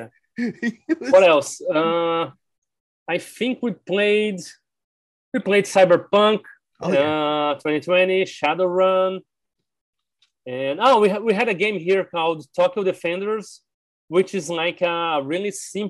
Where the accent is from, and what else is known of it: Brazil; first language Portuguese; English is a second language